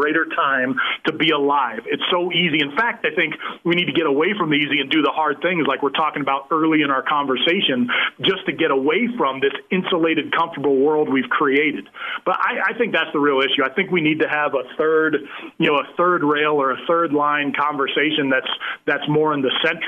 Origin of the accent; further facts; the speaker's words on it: California, United States; I grew up in California.